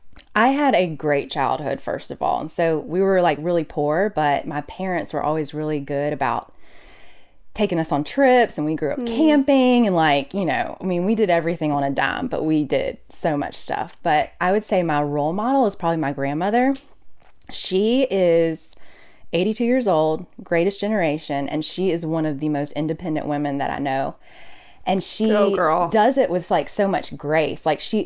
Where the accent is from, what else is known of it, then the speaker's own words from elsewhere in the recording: Mobile, Alabama, United States; So I am originally from Alabama, okay. From the other LA, lower Alabama. Grew up in Mobile. Couldn't wait to get out of there.